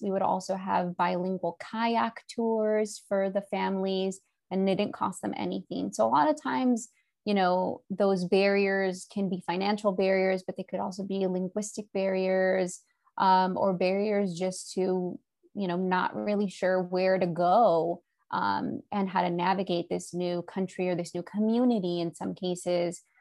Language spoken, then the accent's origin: English; Southern California, United States; now in Monterey, United States; I'm in California and I grew up in Southern California